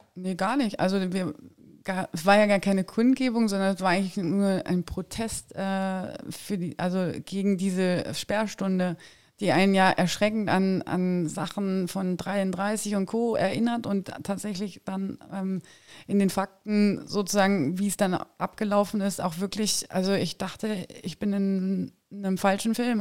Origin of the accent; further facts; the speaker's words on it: Saxony-Anhalt, Germany; ich komme auch aus Sachsen-Anhalt